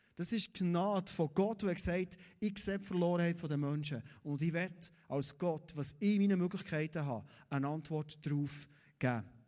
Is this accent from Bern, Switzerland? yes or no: yes; Thun, Bern, Switzerland; als Thuner